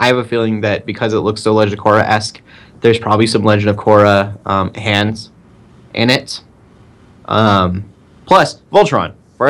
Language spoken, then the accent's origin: English; United States; I'm like an English dub, non-caring American.